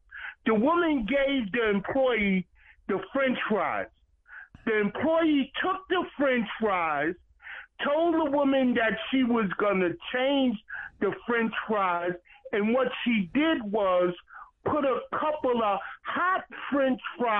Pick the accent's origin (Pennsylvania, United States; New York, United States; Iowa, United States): New York, United States; New York City; I grew up in Brooklyn, New York.